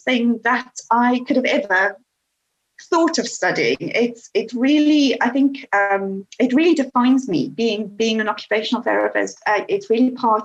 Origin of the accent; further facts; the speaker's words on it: South Africa; moved away as an adult; now in United Kingdom; I was born in South Africa and went to school there, went to university, and I was in my early 20s when we came to the UK.